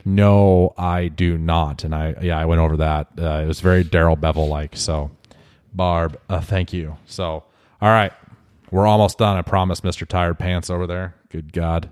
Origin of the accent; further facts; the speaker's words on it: United States; being an American